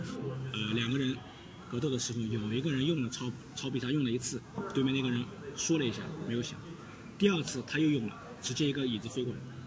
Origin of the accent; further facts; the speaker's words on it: Shanghai, China; accent: Shanghainese; 然后他我们上海话就是说自不爱劳